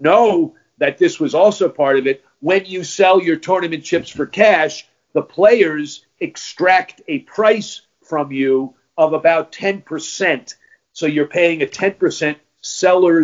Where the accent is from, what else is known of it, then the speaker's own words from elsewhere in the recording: United States; as an American